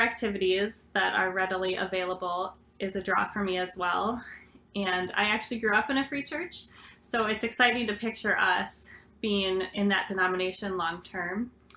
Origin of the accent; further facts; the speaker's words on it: Minneapolis, Minnesota, United States; moved away; I grew up in the Twin Cities